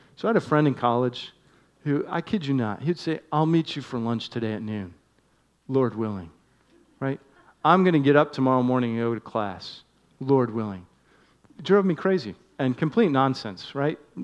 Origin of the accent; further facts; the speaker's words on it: Northeast, United States; moved away; one that I grew up enjoying in the Northeast